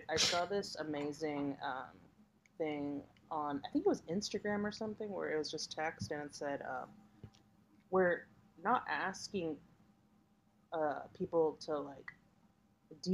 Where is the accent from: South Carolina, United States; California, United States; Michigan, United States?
California, United States; Hacienda Heights; I'm not from Orange County. I'm actually from San Gabriel Valley, Hacienda Heights.